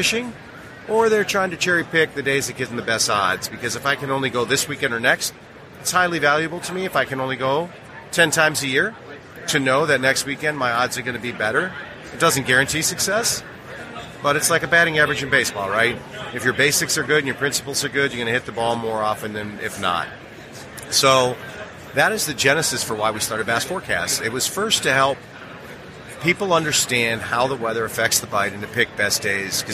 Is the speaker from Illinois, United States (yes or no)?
yes; Chicago, Illinois, United States; I grew up in Chicago, around blues bars